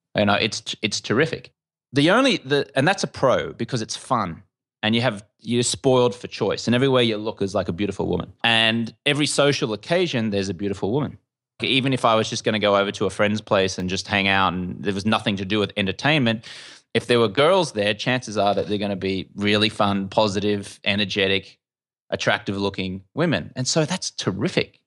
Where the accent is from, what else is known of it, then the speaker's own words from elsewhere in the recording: Brisbane, Queensland, Australia; moved away as an adult; also born or lived in London; now in Los Angeles, United States; you can tell I'm an Australian. Uh, I grew up in Brisbane, in Australia